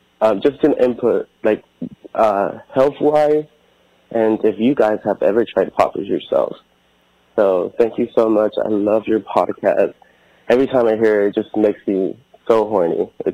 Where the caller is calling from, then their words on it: Houston, Texas, United States; Hello, Amber. Hello, Dr. Chris. … I'm from Houston, Texas.